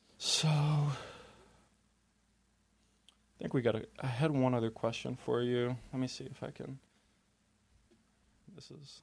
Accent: Binghamton, New York, United States; now in Buffalo, United States; because I'm actually not from around here, for people that may not know, because I came from Binghamton, New York, and it's about 3 hours away. And so I'd love to just get to know people up here in Buffalo.

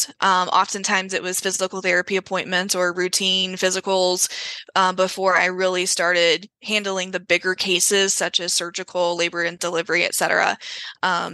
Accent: Greenville, South Carolina, United States; my hometown of Greenville, South Carolina

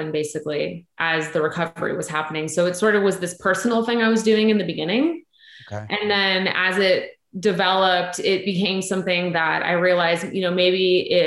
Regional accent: Los Angeles, California, United States; moved away as an adult; now in Nashville, United States; I am from LA originally

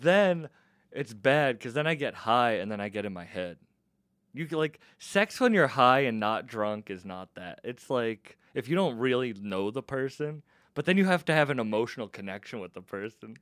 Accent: Massachusetts, United States; I'm from Massachusetts

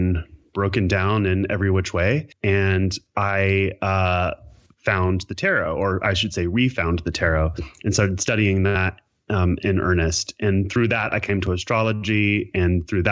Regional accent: Kentucky, United States; now in California, United States; I'm from Kentucky originally

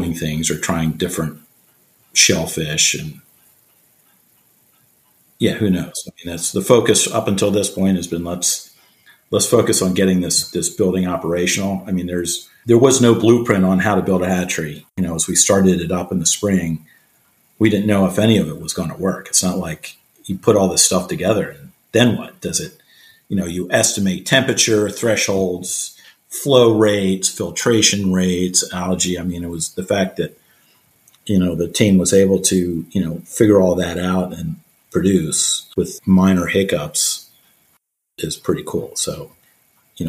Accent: outside Philadelphia, Pennsylvania, United States; now in Annapolis, United States; I grew up outside Philadelphia

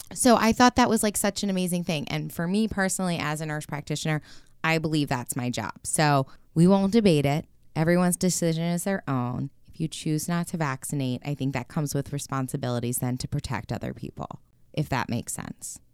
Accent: United States; being American

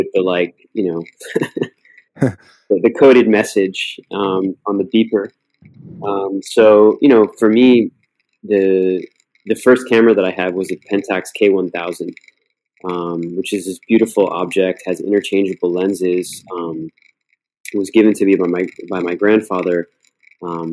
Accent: Miami, Florida, United States; also born or lived in Cleveland, Ohio; now in New York City, United States; I was born in Cleveland, Ohio, moved to Miami when I was quite young. Grew up in Miami

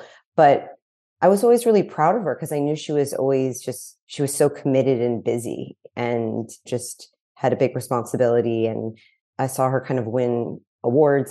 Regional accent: New York City, New York, United States; moved away as an adult; also born or lived in Los Angeles; now in Malibu, United States; So I grew up in New York City. I know there's not many of us, but I grew up on the Upper West Side in New York City

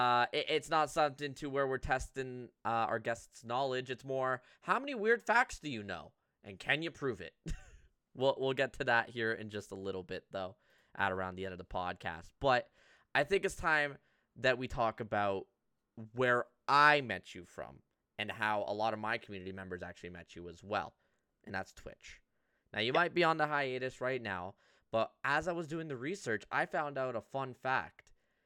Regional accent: Toronto, Ontario, Canada; Being from Toronto, LA was just, you know, kind of the bougie Toronto.

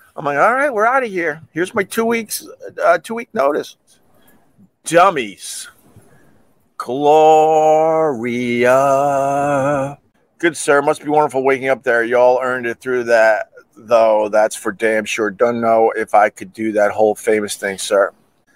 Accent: Long Island, New York, United States; I'm from Long Island

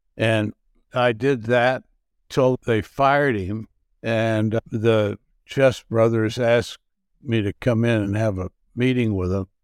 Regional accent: Marianna, Arkansas, United States; also born or lived in Memphis, Tennessee / New York / Munich; now in Minneapolis, United States; I was raised in Mariana, Arkansas

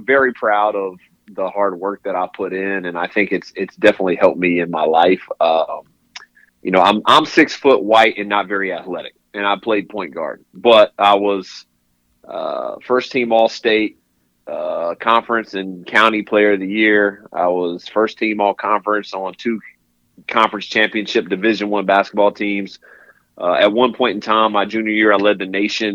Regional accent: Raleigh, North Carolina, United States; I was born and raised in Raleigh, North Carolina

